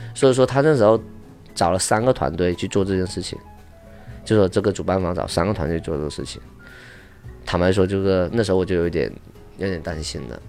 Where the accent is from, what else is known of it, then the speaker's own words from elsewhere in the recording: Guangxi, China; moved away as an adult; now in Los Angeles, United States; 我是广西的